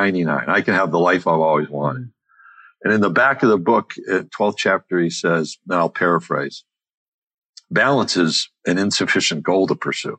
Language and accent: English; Skaneateles, New York, United States; I grew up outside Syracuse, New York, little town called Skaney Atlas on a lake